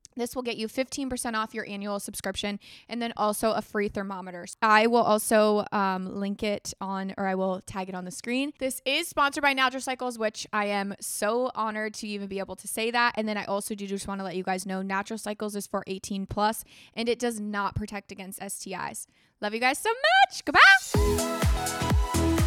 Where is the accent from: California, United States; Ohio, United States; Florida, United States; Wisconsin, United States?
Florida, United States; moved away; I grew up in Florida